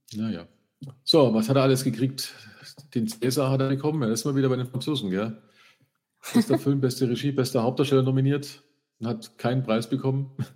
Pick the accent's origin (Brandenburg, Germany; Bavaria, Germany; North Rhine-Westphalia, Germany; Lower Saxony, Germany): Bavaria, Germany; Freising; bei uns in Freising